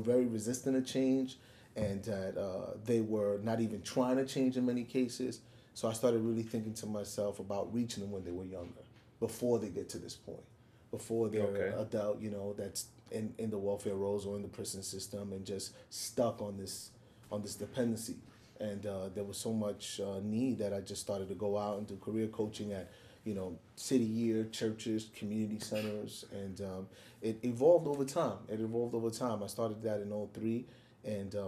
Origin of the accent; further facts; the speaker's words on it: New York City, New York, United States; growing up in the South Bronx, a kid from a Puerto Rican home